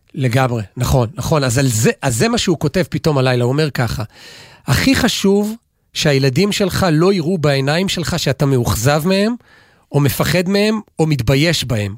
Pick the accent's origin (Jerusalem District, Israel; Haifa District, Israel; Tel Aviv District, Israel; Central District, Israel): Central District, Israel; Gimzo; בכפר שאני גדלתי, במושב שגדלתי, מושב גימזו